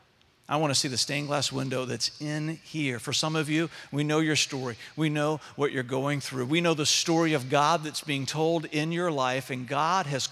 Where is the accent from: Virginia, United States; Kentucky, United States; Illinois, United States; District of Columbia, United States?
Virginia, United States; Richmond; I grew up in Richmond